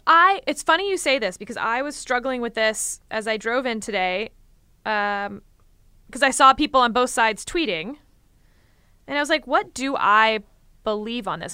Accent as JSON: {"language": "English", "region": "Texas", "country": "United States", "said": "I'm from Texas"}